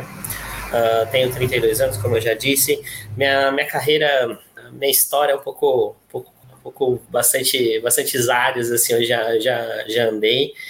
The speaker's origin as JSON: {"language": "Portuguese", "town": "Porto Ferreira", "region": "São Paulo", "country": "Brazil", "said": "eu sou do interior de São Paulo, tá? Sou daqui da cidade de Porto Ferreira"}